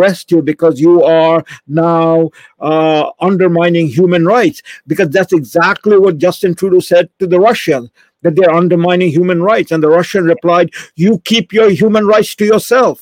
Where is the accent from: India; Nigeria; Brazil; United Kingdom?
India; now in Canada; me growing up in India